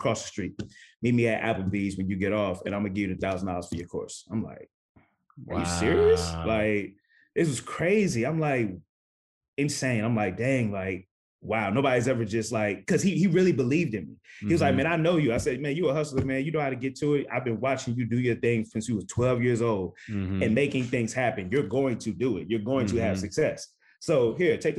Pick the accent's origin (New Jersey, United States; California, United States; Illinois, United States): New Jersey, United States; I'm from New Jersey